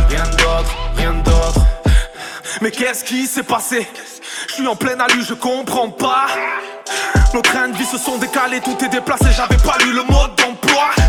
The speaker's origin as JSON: {"language": "French", "country": "France", "said": "Tout ce qui est arrivé à France, nous, on est français. Tous, chacun a la carte."}